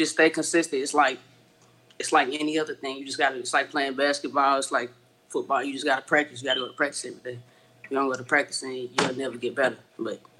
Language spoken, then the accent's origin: English; Fort Worth, Texas, United States; I'm from Fort Worth, Texas.